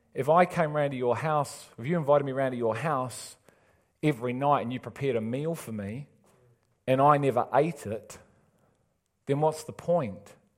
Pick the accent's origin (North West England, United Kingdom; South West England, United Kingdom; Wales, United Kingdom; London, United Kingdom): North West England, United Kingdom; Liverpool; moved away; I'm from Liverpool